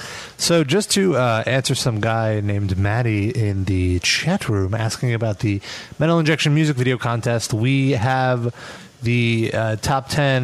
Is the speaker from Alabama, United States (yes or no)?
no; Brooklyn, New York, United States; We're from Brooklyn.